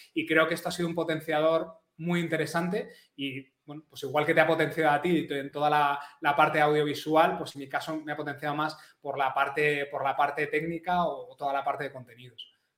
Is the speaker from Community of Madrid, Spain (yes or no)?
yes; Madrid, Community of Madrid, Spain; now in Catalonia, Spain; soy madrileño, aunque ahora vivo en Cataluña